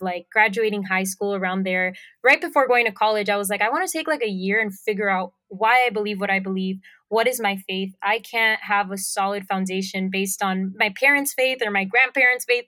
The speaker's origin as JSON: {"language": "English", "country": "Puerto Rico", "tie": "born or raised there", "also_born_or_lived": "Miami, Florida", "accent": "Puerto Rican", "moved": "as an adult", "lives_now": "Florida, United States", "said": "lived in Puerto Rico most of my life, um, so I have a very strong Puerto Rican accent."}